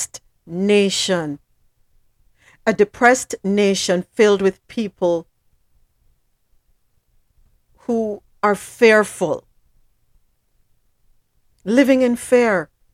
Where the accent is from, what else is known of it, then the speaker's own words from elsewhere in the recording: Jamaica; moved away; I'm from the Caribbean. I'm from Jamaica